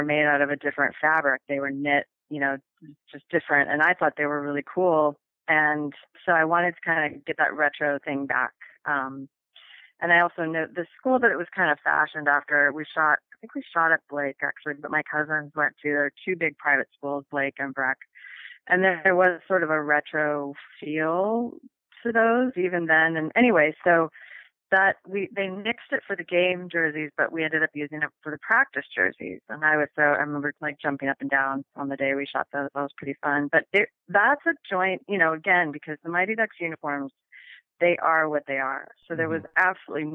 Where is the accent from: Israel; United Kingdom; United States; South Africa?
United States; Minneapolis, Minnesota; moved away; I was from Minneapolis and I grew up with hockey